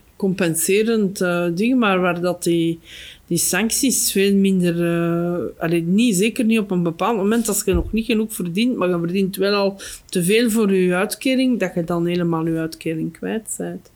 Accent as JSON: {"language": "Dutch", "region": "Flanders", "country": "Belgium", "said": "Bij ons in Torp, daar staan nog een paar huizen"}